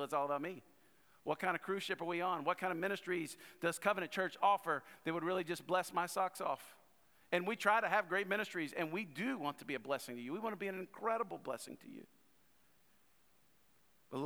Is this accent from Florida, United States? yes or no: no; North Louisiana, United States; I was born in South Louisiana, but raised in North Louisiana